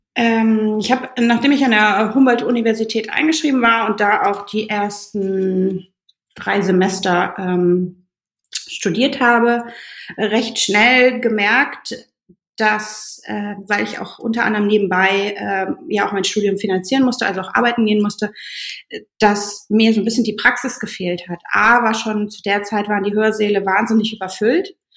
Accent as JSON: {"language": "German", "country": "Germany", "tie": "born or raised there", "also_born_or_lived": "Berlin", "moved": "as an adult", "said": "Gebürtig komme ich aus, äh, aus dem Rheinland"}